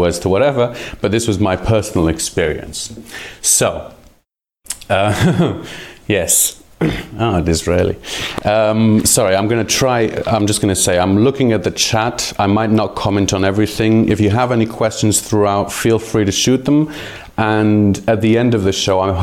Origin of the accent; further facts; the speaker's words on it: Jerusalem, Jerusalem District, Israel; first language Hebrew and English; moved away as an adult; now in Portugal; I was born in Jerusalem, Israel